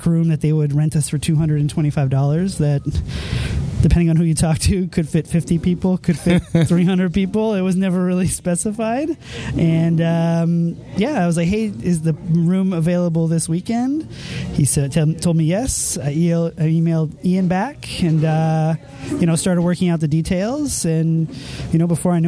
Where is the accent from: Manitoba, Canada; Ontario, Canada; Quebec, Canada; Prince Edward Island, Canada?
Quebec, Canada; Montreal; I was from Montreal and I'm heading home